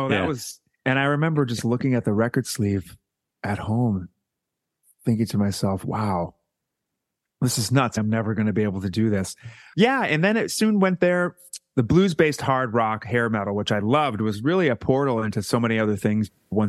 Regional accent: Foxborough, Massachusetts, United States; I'm from Foxborough, Massachusetts, which is a small town right between Providence and Boston, off 95

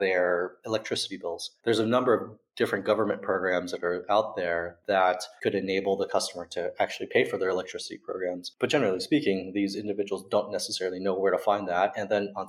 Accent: United States; now in Berlin, Germany; I'm American, even though I live here in Berlin.

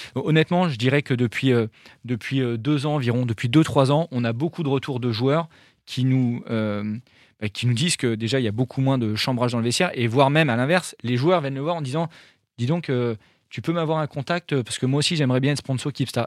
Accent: France; je suis français et qu'on est basé dans le nord de la France

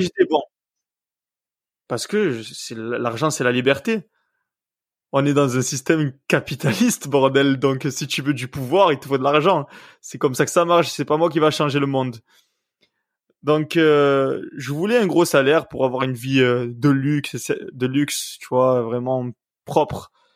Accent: Septèmes-les-Vallons, Provence-Alpes-Côte d'Azur, France; also born or lived in Puyricard; je suis né à Puricard et j'ai vécu toute ma vie à Septem

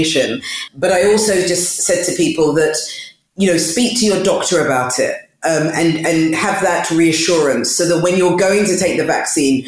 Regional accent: London, United Kingdom; I was born and bred in East London, but originally from Ghana

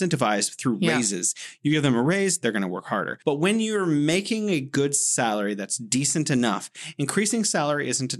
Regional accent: United States; the values that I was taught as an American growing up

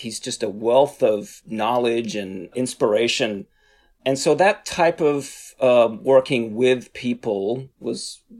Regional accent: Australia; now in United States; Yeah, I'm originally from Australia. I've lived in the US now for over 20 years. So my accent goes back and forth.

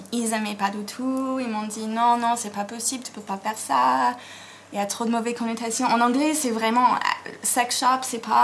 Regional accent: United States; pas dire aux États-Unis parce que la Californie, c'est pas pareil que l'Alabama. Mm. Mais, mais oui, enfin, là où j'ai grandi, c'était. C'est très différent

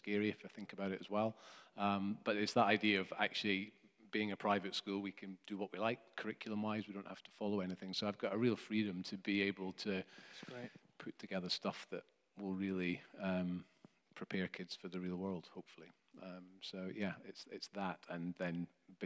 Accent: Scotland, United Kingdom; I was brought up in Scotland.

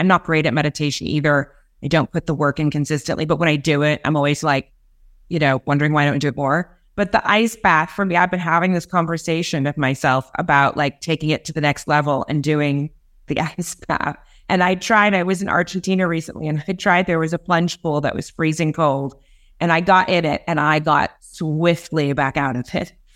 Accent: Los Angeles, California, United States; also born or lived in England; I'm obviously from L A. I'm from California

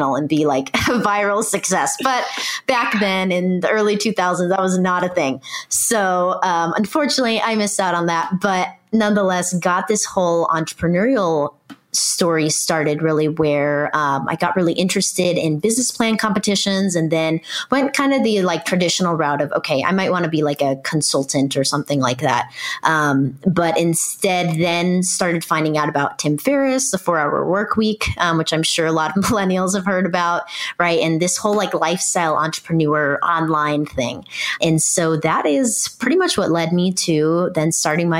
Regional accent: Irvine, California, United States; I grew up in Orange County, which is in Southern California

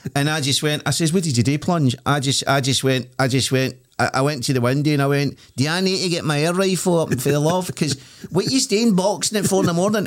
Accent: Glasgow, Scotland, United Kingdom; also born or lived in Blackhill, Glasgow; I was brought up in Rukayese

